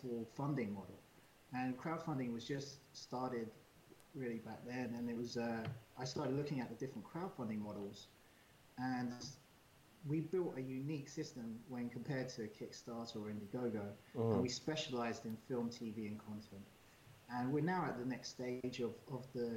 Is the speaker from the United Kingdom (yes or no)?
yes; London, United Kingdom; moved away; also born or lived in Seattle; I was born in London